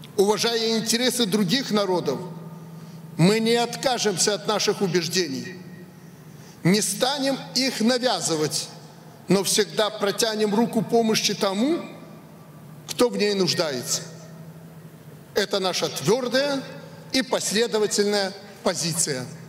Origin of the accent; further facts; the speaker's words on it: Belarus; мы, белорусы